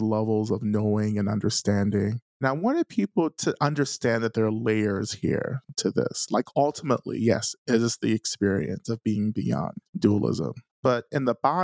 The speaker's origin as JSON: {"language": "English", "region": "North Georgia", "country": "United States", "tie": "born or raised there", "said": "I'm a Black man who grew up in North Georgia in a small Black community."}